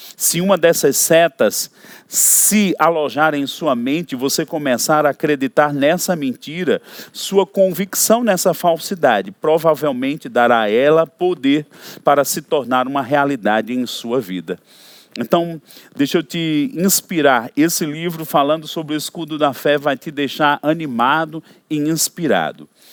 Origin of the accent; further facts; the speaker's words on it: Brazil; Como brasileiros, nós temos uma cidadania